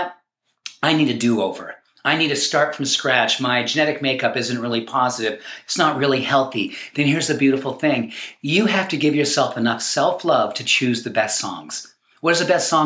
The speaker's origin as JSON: {"language": "English", "region": "New England", "country": "United States", "tie": "born or raised there", "moved": "yes", "lives_now": "Colorado, United States", "said": "When I grew up back in New England, we had these things called lawns."}